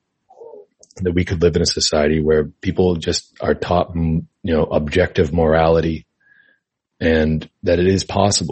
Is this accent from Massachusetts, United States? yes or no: yes; Massachusetts, United States; I'm from Massachusetts. And that's where I grew up, born and raised, you know, Massachusetts.